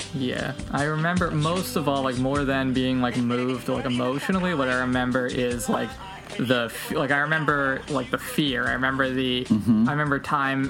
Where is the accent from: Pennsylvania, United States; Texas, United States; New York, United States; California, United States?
New York, United States; outside of; one of the hardest hit communities, like proportionally in terms of people who died in 9 11, uh, was, was my hometown.